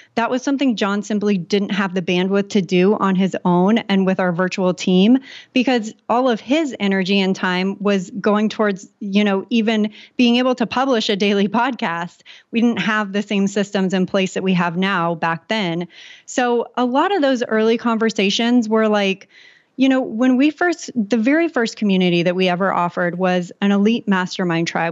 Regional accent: San Diego, California, United States; I grew up in San Diego, California

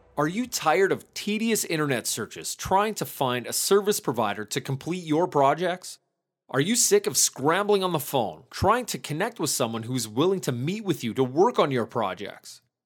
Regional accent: Canada; I'm from Canada

